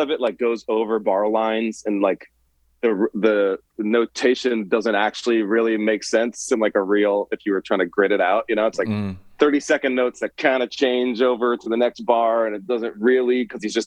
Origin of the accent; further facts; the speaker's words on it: New Orleans, Louisiana, United States; growing up in New Orleans when the only thing cool was hip hop